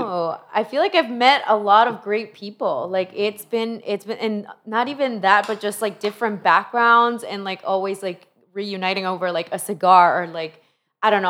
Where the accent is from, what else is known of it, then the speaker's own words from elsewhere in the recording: Honduras; also born or lived in Peru / Cleveland, Ohio; now in Florida, United States; I was born in Peru, raised in Honduras